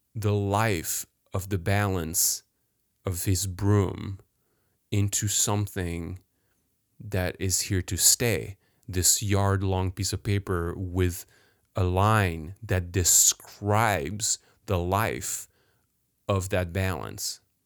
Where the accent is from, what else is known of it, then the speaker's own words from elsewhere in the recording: Paris, Île-de-France, France; I was born in France, grew up in France, even worse, in Paris, downtown Paris